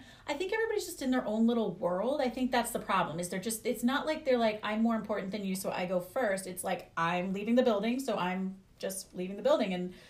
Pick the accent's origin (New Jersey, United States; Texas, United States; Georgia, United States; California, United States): New Jersey, United States; moved away; also born or lived in New York / Philadelphia; I'm from Jersey. Like, yeah. I'm from Jersey, New York, Philly.